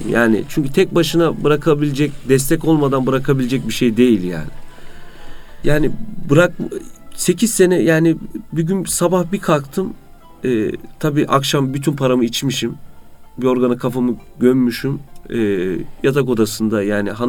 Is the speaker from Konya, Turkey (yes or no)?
yes; Konya, Turkey; now in Istanbul, Turkey; 37 ee, yaşındayım. Konyalıyım. İstanbul Fatih'te oturuyorum.